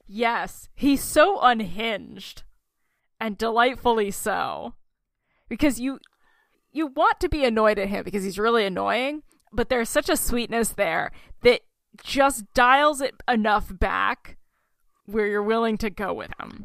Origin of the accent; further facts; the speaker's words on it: Oklahoma, United States; moved away; my home state, Oklahoma.